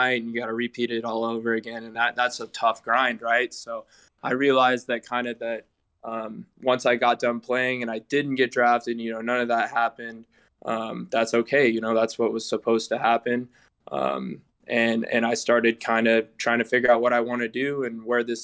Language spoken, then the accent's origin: English; Topeka, Kansas, United States; also born or lived in Coffeyville, Kansas / Manhattan, Kansas / Oklahoma; now in Olathe, United States; I'm from Topeka, Kansas. Born and raised there